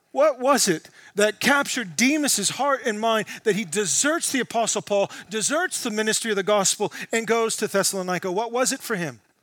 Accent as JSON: {"language": "English", "country": "United States", "said": "as American Christians"}